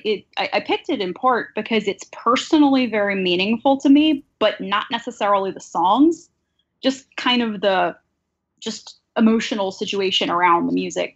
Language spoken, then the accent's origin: English; Mobile, Alabama, United States; moved away; I grew up in Mobile, Alabama, at the very top of the Gulf Coast